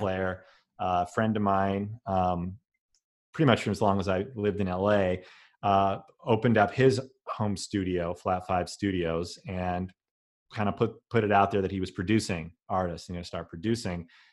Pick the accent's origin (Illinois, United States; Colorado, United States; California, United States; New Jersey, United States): Colorado, United States; Denver; I grew up in Denver